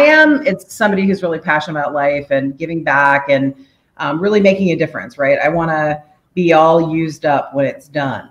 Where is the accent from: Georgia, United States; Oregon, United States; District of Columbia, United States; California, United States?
District of Columbia, United States; Washington; also born or lived in Korea; now in Oakland Park, United States; I was born in Korea in 1975. I grew up in the DC area